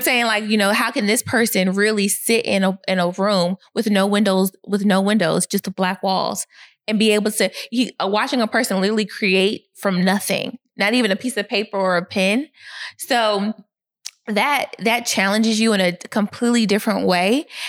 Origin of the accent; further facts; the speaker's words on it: Atlanta, Georgia, United States; also born or lived in Boston, Massachusetts / Gwinnett County, Georgia; I moved to Atlanta when I was five years old.